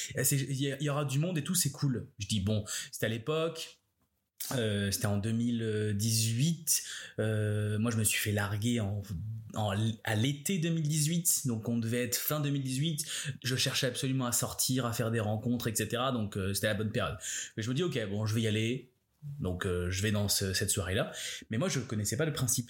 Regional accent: France; now in Montreal, Canada; en tant que Français

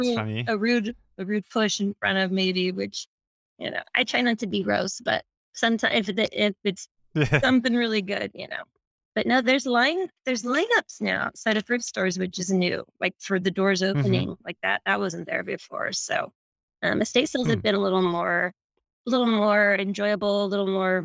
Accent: Anderson, California, United States; moved away as an adult; also born or lived in Sacramento; now in Southern California, United States; I grew up in Northern California, a little town called Anderson

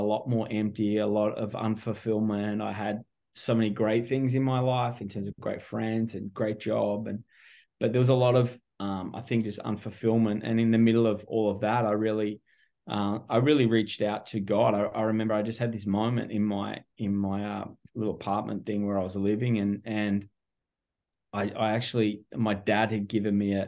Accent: Melbourne, Victoria, Australia; moved away as an adult; also born or lived in California; now in Orange County, United States; my accent gives me away pretty quick. I'm not local. I'm originally from Melbourne, Australia.

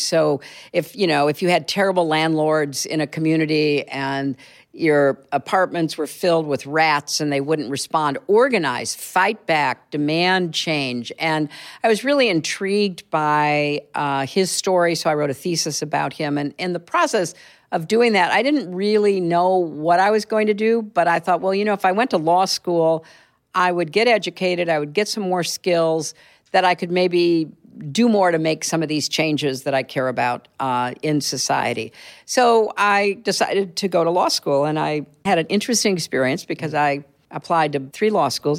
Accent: Chicago, Illinois, United States; also born or lived in Boston / Connecticut / Washington; now in New York, United States; I grew up in Chicago, in the suburbs there

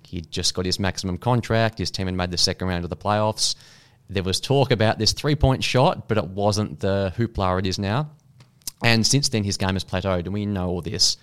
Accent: Australia

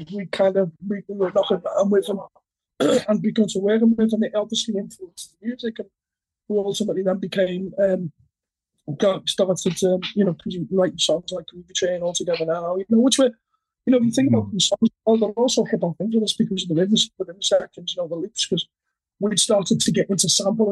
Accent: Liverpool, North West England, United Kingdom; our families and our lives growing up in Liverpool in the 80s

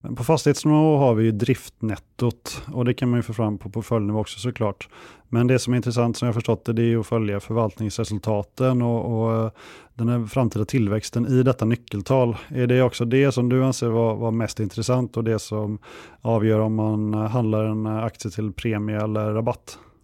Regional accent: Kungälv, Västra Götaland, Sweden; moved away; Jag är uppvuxen i Kungälv strax norr om Göteborg

